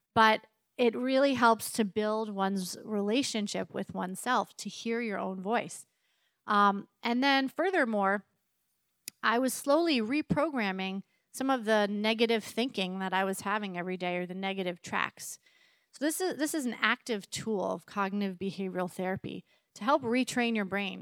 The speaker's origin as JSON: {"language": "English", "region": "East Coast", "country": "United States", "tie": "born or raised there", "also_born_or_lived": "Massachusetts", "moved": "as an adult", "lives_now": "Richland, United States", "said": "I grew up on the East Coast"}